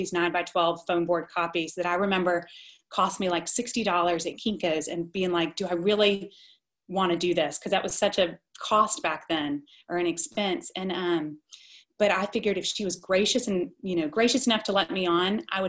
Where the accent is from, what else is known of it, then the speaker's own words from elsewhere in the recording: Columbus, Georgia, United States; also born or lived in New York; I was living in Columbus, Georgia, which is my hometown and where I am today.